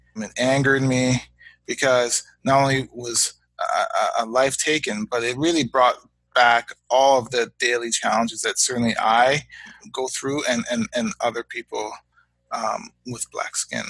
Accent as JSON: {"language": "English", "town": "Hamilton", "region": "Ontario", "country": "Canada", "tie": "born or raised there", "also_born_or_lived": "United States", "lives_now": "Guelph, Canada", "said": "I was born in Hamilton, Ontario, in Canada, um, to parents of Guyanese heritage."}